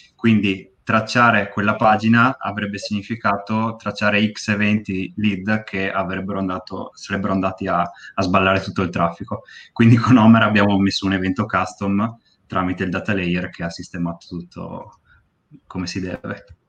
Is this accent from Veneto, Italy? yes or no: yes; Bassano del Grappa, Veneto, Italy; now in Pove del Grappa, Italy; A 5 minuti da Bassano, a Pove. Però sono nato a Bassano